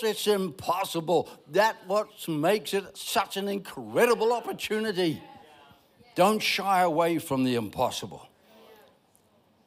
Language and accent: English; Ireland; I'm Irish.